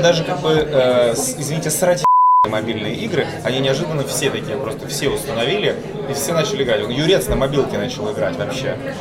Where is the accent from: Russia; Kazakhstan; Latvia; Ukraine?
Ukraine; мы с Украины